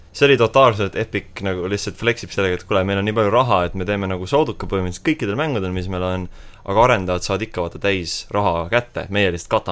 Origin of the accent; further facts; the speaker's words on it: Estonia; me oleme eestlased ikkagi. eestlasteks jääme eestlane olen ja eestlane